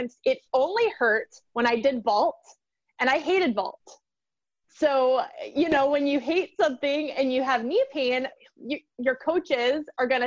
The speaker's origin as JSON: {"language": "English", "town": "Baton Rouge", "region": "Louisiana", "country": "United States", "tie": "born or raised there", "said": "I grew up in Baton Rouge, Louisiana"}